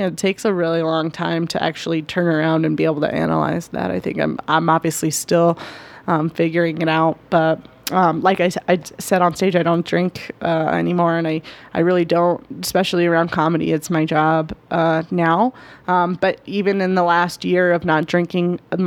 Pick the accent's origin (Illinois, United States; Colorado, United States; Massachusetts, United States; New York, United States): Colorado, United States; Denver; also born or lived in Greeley; I grew up in Denver